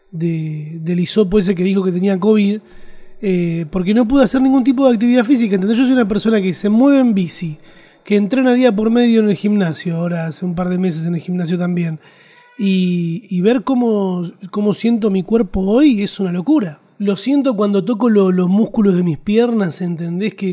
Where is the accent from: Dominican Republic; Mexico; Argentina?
Argentina; eso digo que somos argentinos, ¿viste? Nos gustan los chistes.